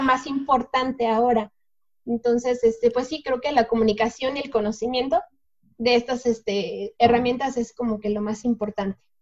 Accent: Mexico; somos mexicanos

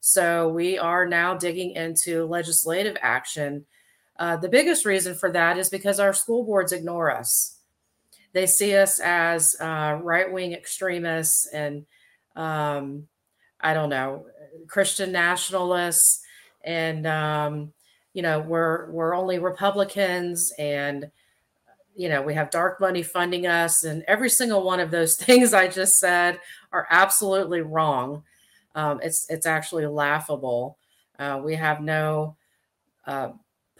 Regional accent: Indian River County, Florida, United States; now in Wake County, North Carolina, United States; Indian River County, Florida, which is actually my home county. I was born down there in Indian River County

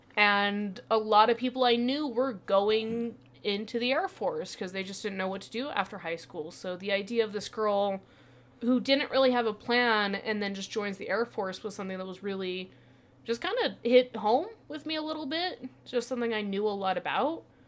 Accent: Utah, United States; growing up in Utah, we kind of lived

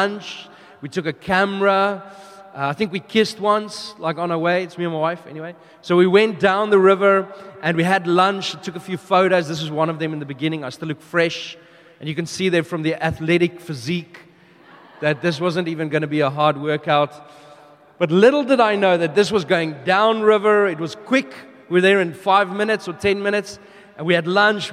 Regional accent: South Africa; also born or lived in United Kingdom / New Zealand / Melbourne, Australia; now in Brisbane, Australia; we are originally from South Africa. We moved to the UK, New Zealand, Melbourne, and now we are here in Brisbane

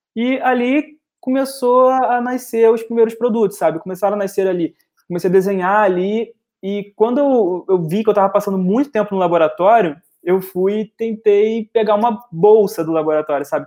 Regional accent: Rio de Janeiro, Brazil; como bom carioca

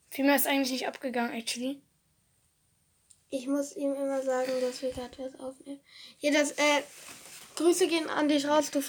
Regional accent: Cologne, North Rhine-Westphalia, Germany; wir kommen ja auch aus Köln.

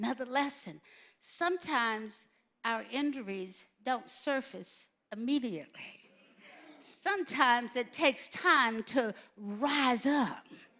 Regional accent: the South, United States; You know how you were growing up in the South and they would always say, make sure you have clean underwear. Remember that? They used to always tell us, make sure you had clean underwear.

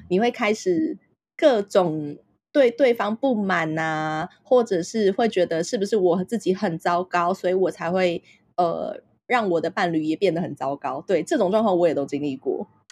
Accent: Taipei, Taiwan; 我就是出生在台湾，然后小地方，然后，呃，其实我是台北人啦

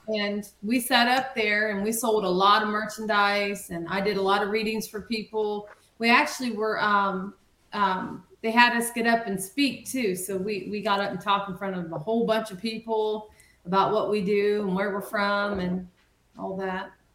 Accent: Marion, United States; my hometown, Marion

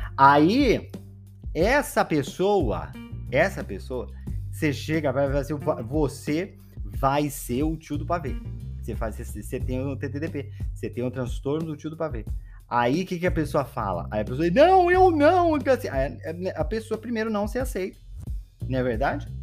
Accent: Belém, Pará, Brazil; moved away; eu nasci em Belém do Pará, não sei se vocês sabem disso, né? Eu nasci em Belém do Pará e Belém do Pará é quente o ano todo

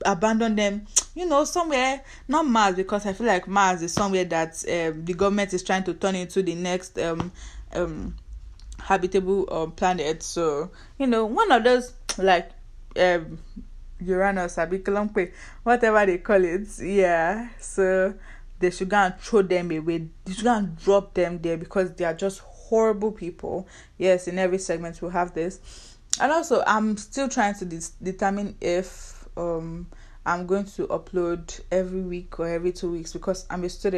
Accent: Nigeria; accent: Nigerian; now in United States; I'm Nigerian

